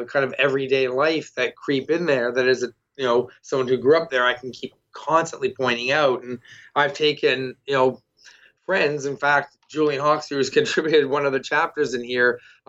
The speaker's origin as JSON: {"language": "English", "town": "Toronto", "region": "Ontario", "country": "Canada", "said": "I'm from Toronto, and I'm someone who read the Scott Pilgrim comics going through and looking, and I recognize that spot"}